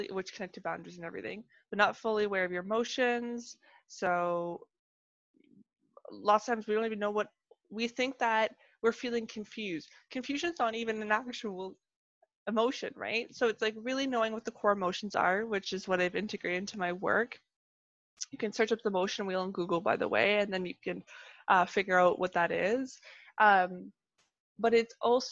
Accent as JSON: {"language": "English", "country": "Canada", "accent": "Canadian", "said": "I'm Canadian"}